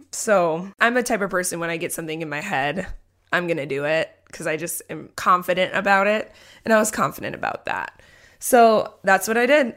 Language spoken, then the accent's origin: English; New Richmond, Wisconsin, United States; also born or lived in Minneapolis, Minnesota; I grew up in New Richmond, Wisconsin, which is about 45 minutes away from the Twin Cities, Minneapolis, St. Paul, Minnesota.